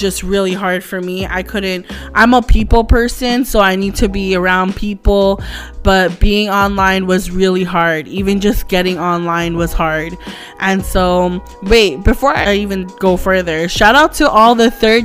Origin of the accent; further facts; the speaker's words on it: Toronto, Ontario, Canada; I'm full Filipino, but I was born and raised here in Canada, in Toronto, especially in Scarborough